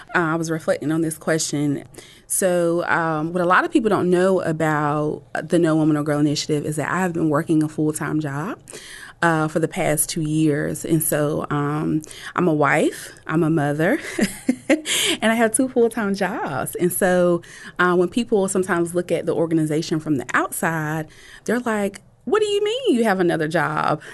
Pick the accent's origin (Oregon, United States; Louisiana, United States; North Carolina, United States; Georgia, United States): North Carolina, United States; Rocky Mount; Growing up in Nash County, um, if anybody is familiar with, uh, Rocky Mount, North Carolina, it is really a very small and rural, um, town